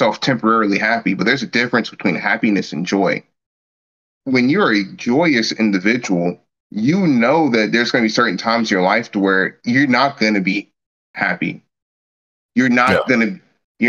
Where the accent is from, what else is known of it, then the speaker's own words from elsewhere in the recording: United States; me being an American